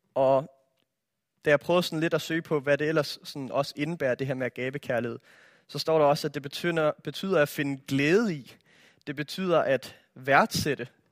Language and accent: Danish; Denmark; jeg er opvokset i Danmark